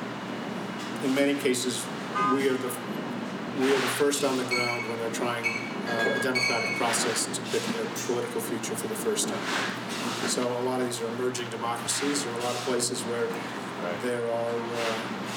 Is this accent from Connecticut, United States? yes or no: yes; Connecticut, United States; moved away as an adult; also born or lived in Berkeley, California / Princeton, New Jersey / San Francisco; now in New York City, United States; I grew up in Connecticut